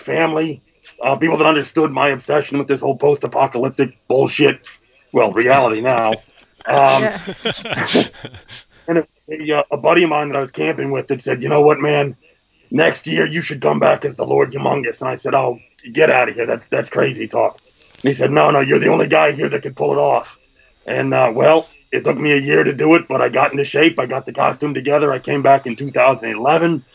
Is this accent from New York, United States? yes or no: no; just outside Washington, D.C., Northern Virginia, United States; born or raised there; moved away as an adult; now in Vernon, New Jersey, United States